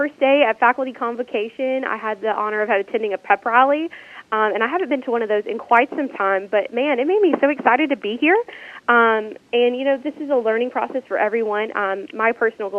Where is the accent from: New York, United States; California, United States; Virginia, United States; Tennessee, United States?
Tennessee, United States; Northwest; moved away as an adult; now in Mississippi, United States; I am originally from Northwest Tennessee, and my husband convinced me to move south to Mississippi